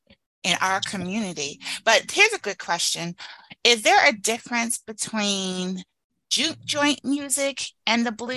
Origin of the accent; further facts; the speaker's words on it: Newark, New Jersey, United States; moved away as an adult; also born or lived in the South; I'm from Newark, New Jersey, and I went to college in the South